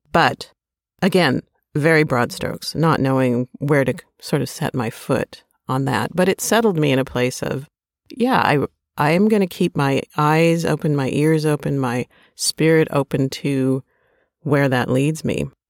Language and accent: English; Minnesota, United States; growing up in Minnesota